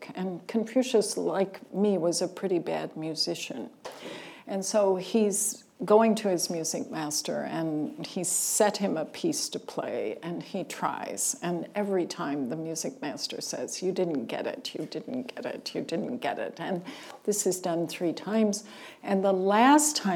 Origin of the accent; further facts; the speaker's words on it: Kentucky, United States; moved away; I'm from Kentucky